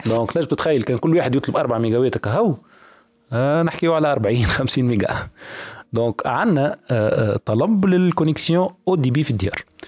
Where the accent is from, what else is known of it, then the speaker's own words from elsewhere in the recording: Tunisia; عندنا في تونس